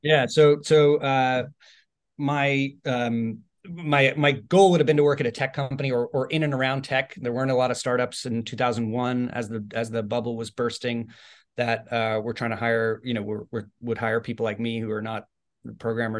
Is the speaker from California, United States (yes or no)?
yes; Bay Area, California, United States; also born or lived in Ireland; I was born in Ireland and I lived there till I was eight, and then I moved to the Bay Area when I was eight.